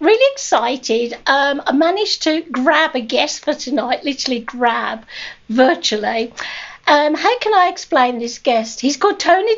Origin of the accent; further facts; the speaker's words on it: England, United Kingdom; moved away as an adult; now in Canada; I was brought up in England and my kids came here